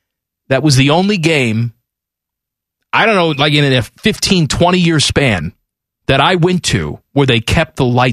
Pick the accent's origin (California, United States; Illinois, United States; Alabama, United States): Illinois, United States; Chicago; Growing up in Chicago